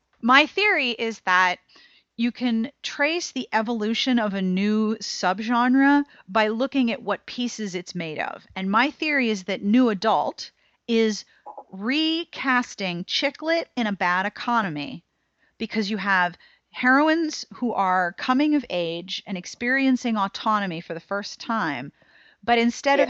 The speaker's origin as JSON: {"language": "English", "country": "United States", "said": "as an American consumer"}